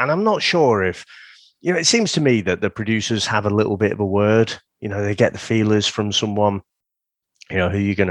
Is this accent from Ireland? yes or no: no; St Helens, North West England, United Kingdom; I grew up mostly in St. Helens